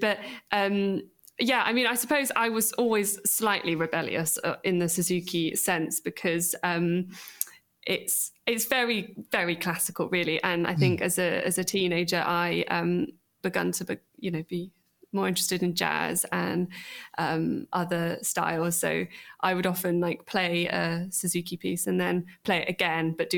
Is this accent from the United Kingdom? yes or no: yes; Bristol, South West England, United Kingdom; I grew up in Bristol